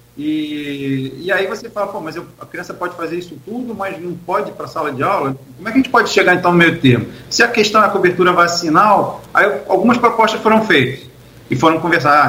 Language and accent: Portuguese; Rio de Janeiro, Brazil; moved away as an adult; now in Campos dos Goytacazes, Brazil; Nascido e criado no Rio de Janeiro